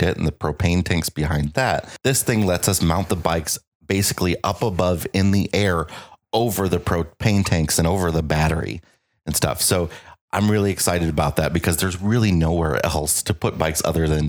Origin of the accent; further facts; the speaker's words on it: United States; moved away; we are coming to you this week from the Quad Cities, my hometown